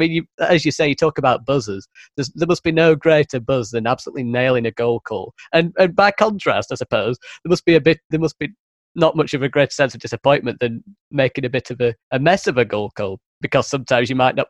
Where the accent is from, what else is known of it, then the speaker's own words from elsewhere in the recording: United Kingdom; accent: northern; Oh God, that sounds so wrong in my northern accent.